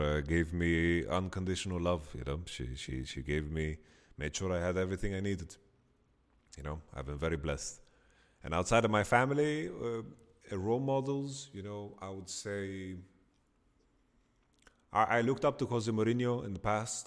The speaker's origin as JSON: {"language": "English", "country": "Sweden", "tie": "born or raised there", "second_language": "English", "said": "in Sweden, like in my hometown"}